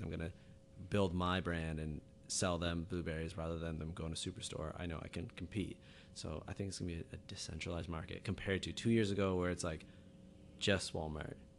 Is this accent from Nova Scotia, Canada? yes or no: yes; Halifax, Nova Scotia, Canada; I'm from Halifax, Nova Scotia